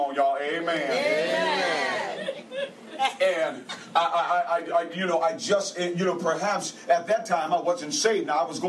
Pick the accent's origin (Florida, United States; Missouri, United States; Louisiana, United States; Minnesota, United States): Minnesota, United States; St. Paul; moved away as an adult; also born or lived in Texas; I grew up in St. Paul, Minnesota. My mother had 9 kids